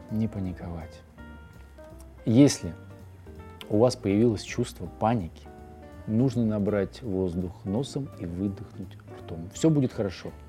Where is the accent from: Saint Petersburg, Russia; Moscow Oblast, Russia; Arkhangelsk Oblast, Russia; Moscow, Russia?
Saint Petersburg, Russia; born there; это может э, быть связано с тем, что я родился на Литейном, как раз рядом с домом э